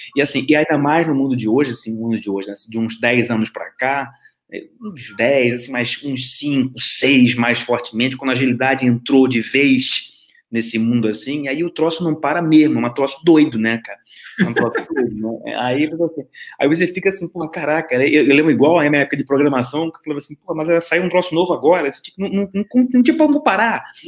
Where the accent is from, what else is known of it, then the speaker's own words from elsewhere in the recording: Rio de Janeiro, Brazil; moved away as an adult; now in Braga, Portugal; sou carioca, né, mas morei no Brasil durante quase 50 anos e estou há quase três anos morando aqui em Portugal. Eu moro em Braga, no norte de Portugal